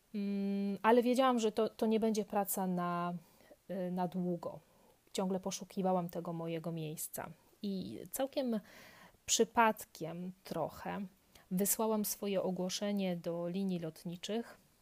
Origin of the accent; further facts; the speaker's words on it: near Kraków, Lesser Poland, Poland; moved away as an adult; also born or lived in Łódź, Poland; now in Paris, France; urodziłam się w Polsce, całkiem niedaleko Krakowa, e, w takiej małej miejscowości. Swoją edukację tam skończyłam